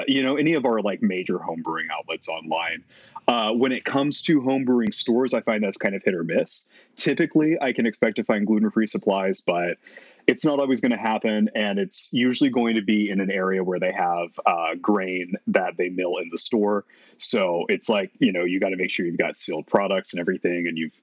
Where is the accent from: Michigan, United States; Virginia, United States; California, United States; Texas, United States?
Texas, United States; moved away as an adult; also born or lived in Utah; I was moving from Utah back to my home state of Texas